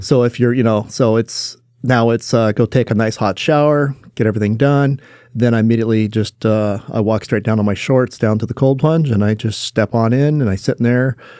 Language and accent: English; Willits, California, United States; also born or lived in Ukiah, California; I grew up in, uh, Willits, California. So I was born in Ukiah, California